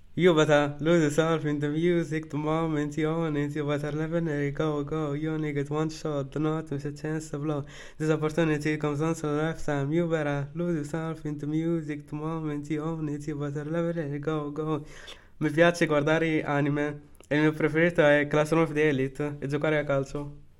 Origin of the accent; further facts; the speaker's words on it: Morocco; now in Italy; Sono marocchino, vivo in Italia